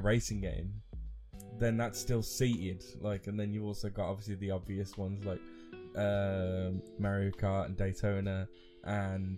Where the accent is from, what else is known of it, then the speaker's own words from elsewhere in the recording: London, United Kingdom; I'm a Londoner